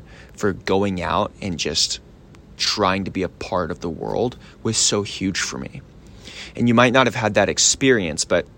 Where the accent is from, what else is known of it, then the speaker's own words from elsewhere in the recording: Richardson, Texas, United States; also born or lived in Australia; they raised me in Richardson, Texas. I grew up being homeschooled